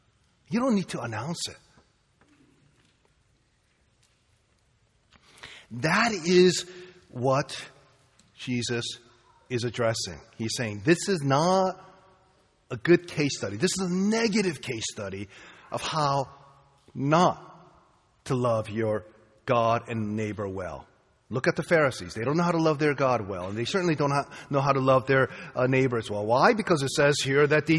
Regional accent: Boston, Massachusetts, United States; I'm from Boston, okay? I'm from Boston

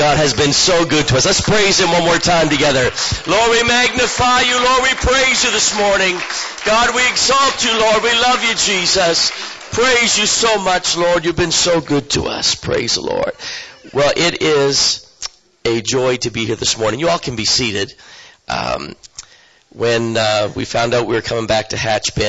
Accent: eastern Canada, New Brunswick, Canada; moved away as an adult; now in Guatemala; I come from eastern Canada

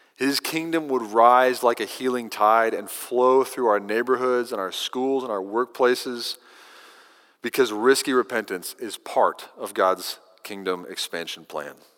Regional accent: Kentucky, United States; now in Texas, United States; Growing up in Kentucky, I had a row of eastern junipers along the fence line in the back pasture

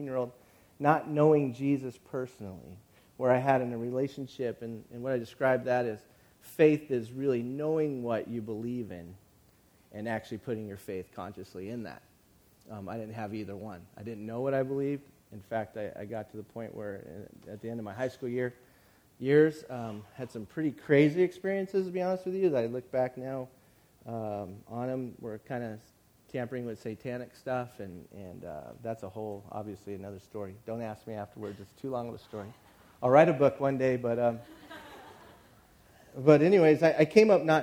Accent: San Bernardino County, Southern California, United States; moved away as an adult; now in San Luis Obispo, United States; I was from San Bernardino County

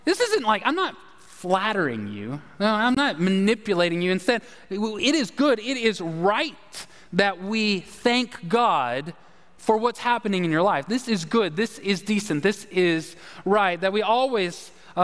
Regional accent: the South, United States; we're from the South

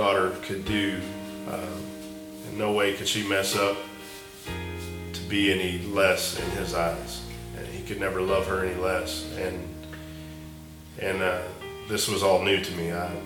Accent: Weatherford, Texas, United States; I grew up in Weatherford, Texas.

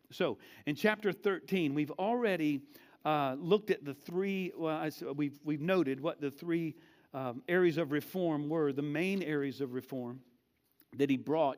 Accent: United States; we are, most of us, not all of us, are American, born and raised Americans, and we are American Christians

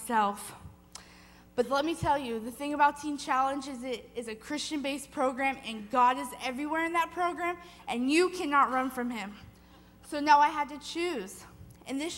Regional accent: Livermore, California, United States; also born or lived in Walnut Creek, California; I was born in Walnut Creek, California, and was raised in Livermore, California

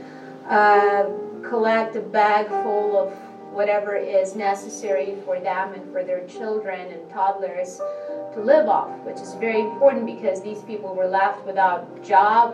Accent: United States; now in Ukraine

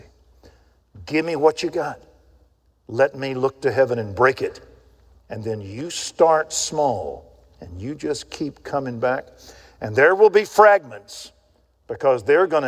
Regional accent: Waco, Texas, United States; when I grew up in Waco, Texas, I had a guy live next door to me named Ralph Smith

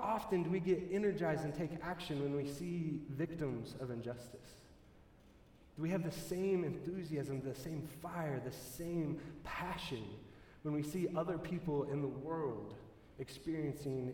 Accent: Texas, United States; now in Colorado, United States; I come from Texas

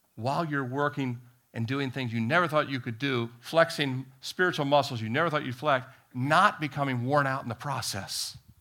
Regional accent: D.C., the Beltway area, Maryland, United States; moved away as an adult; also born or lived in Annapolis, Maryland / Miami, Florida; So I had grown up, uh, outside of Washington, D C, and, uh, you know, the Beltway area, but I was, we, I was born in Annapolis, Maryland

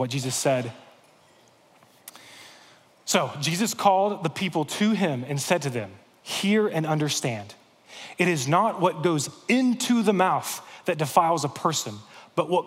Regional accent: United States; As American Christians

